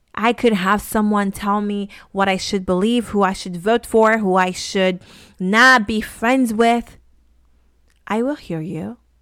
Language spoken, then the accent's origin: English; Haiti; I grew up in Haiti in a very conservative kinda town